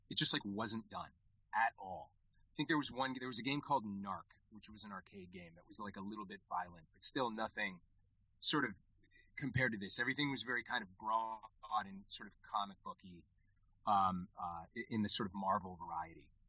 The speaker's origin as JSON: {"language": "English", "region": "Connecticut", "country": "United States", "tie": "born or raised there", "said": "I grew up in Connecticut, in the state of Connecticut"}